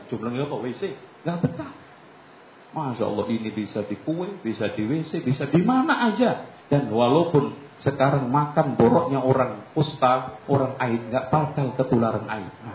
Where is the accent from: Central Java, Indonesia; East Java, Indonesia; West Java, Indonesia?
East Java, Indonesia; Lamongan; moved away; saya di kampung saya Lamongan